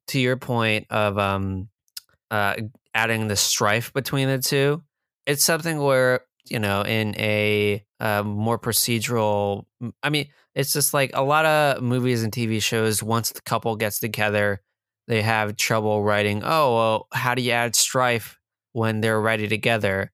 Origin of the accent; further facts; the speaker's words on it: New Jersey, United States; I'm from Jersey, not New York.